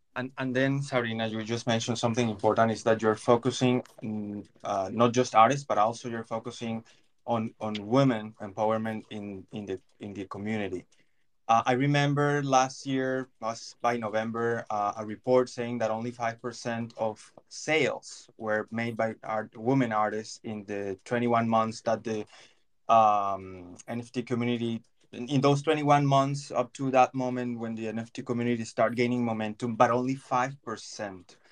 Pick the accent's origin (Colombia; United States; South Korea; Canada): Colombia; I'm Latin American, I'm Colombian